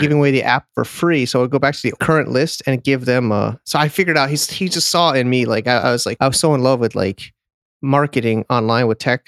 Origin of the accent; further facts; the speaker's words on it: Connecticut, United States; moved away as an adult; also born or lived in San Diego, California; my hometown is Connecticut